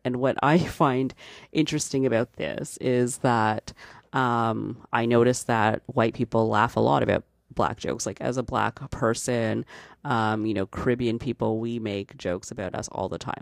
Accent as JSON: {"language": "English", "country": "Canada", "said": "I'm Canadian"}